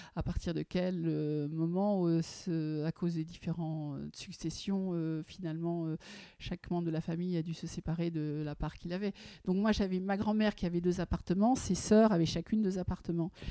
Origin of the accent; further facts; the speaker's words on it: Paris, Île-de-France, France; J'ai vécu l'Art Nouveau au quotidien avec cet immeuble qui est l'hôtel La Virotte, qui se trouve, que tout le monde connaît, avenue Rapp, au 29. C'est là où je suis née, c'est là où j'ai grandi